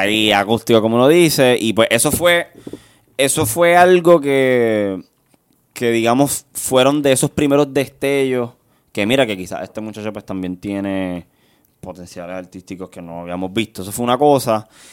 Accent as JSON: {"language": "Spanish", "town": "Guaynabo", "country": "Puerto Rico", "said": "yo soy del barrio Monacillo. sector está en la Marina de Guaynabo"}